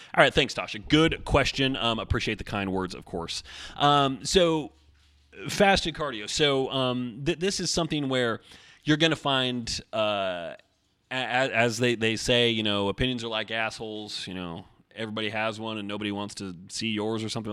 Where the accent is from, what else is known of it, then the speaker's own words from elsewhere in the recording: Oregon, United States; I grew up in Oregon